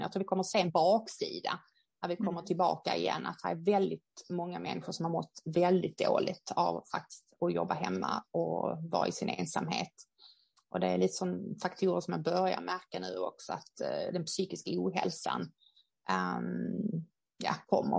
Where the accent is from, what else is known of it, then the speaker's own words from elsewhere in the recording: Sweden; vi som svenskar